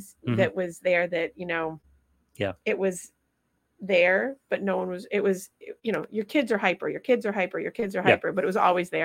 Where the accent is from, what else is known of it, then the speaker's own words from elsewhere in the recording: Vermont, United States; I'm from Vermont